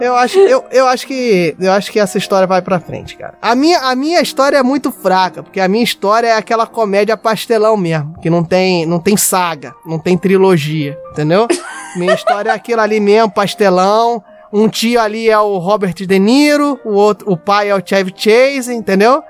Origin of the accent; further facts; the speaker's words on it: Rio de Janeiro, Brazil; nós também somos cariocas